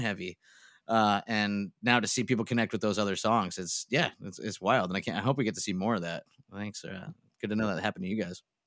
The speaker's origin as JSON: {"language": "English", "town": "Scranton", "region": "Pennsylvania", "country": "United States", "tie": "born or raised there", "moved": "as an adult", "lives_now": "Philadelphia, United States", "said": "then we moved back up to Scranton, and that was where I grew up"}